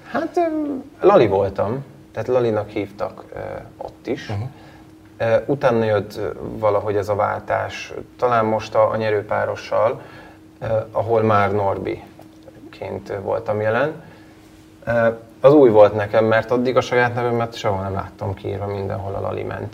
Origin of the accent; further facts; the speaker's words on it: Abasár, Heves, Hungary; moved away as an adult; now in Budapest, Hungary; jó módú családban nőttem fel, Abasáron, egy, egy kis faluban, Heves megyében.